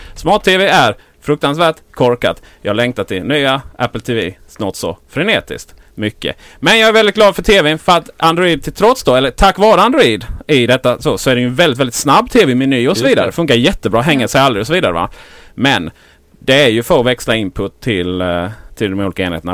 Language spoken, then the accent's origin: Swedish; Blekinge, Sweden; Jag är från Blekinge